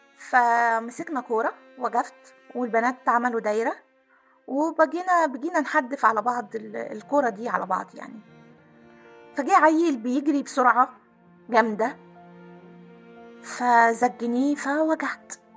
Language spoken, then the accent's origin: Arabic; Aswan, Aswan Governorate, Egypt; انا كنا ساكنين في قلب مدينة أسوان